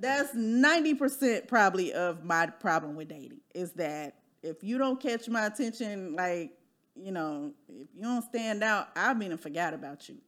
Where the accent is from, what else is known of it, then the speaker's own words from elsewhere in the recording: Midwest, United States; moved away as an adult; now in Dallas, United States; I'm from the Midwest too